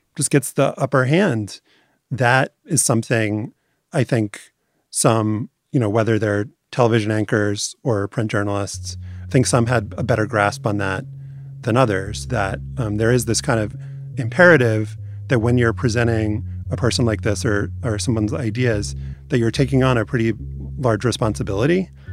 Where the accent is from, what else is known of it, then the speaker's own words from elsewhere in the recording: New Orleans, Louisiana, United States; because I'm from New Orleans